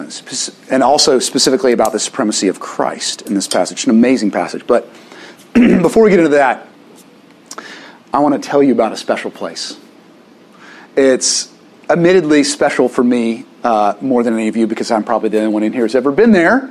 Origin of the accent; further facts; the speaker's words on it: Little Rock, Arkansas, United States; moved away; I grew up in Little Rock.